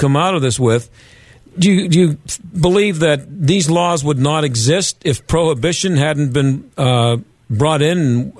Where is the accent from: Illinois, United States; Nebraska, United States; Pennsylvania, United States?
Pennsylvania, United States; I've lived in Pennsylvania most of my life